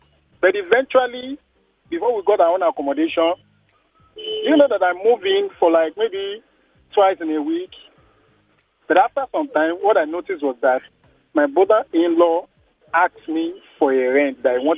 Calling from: Ikoyi, Lagos, Nigeria; Yes, I'm calling from Ikoyi.

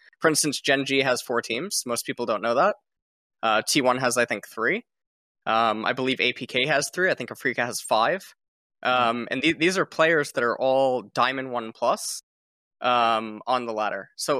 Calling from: South Korea

